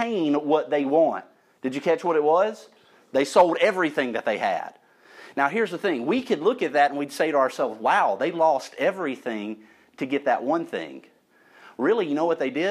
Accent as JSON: {"language": "English", "town": "St. Elmo", "region": "Alabama", "country": "United States", "tie": "born or raised there", "said": "I was growing up in St. Elmo, Alabama, my people"}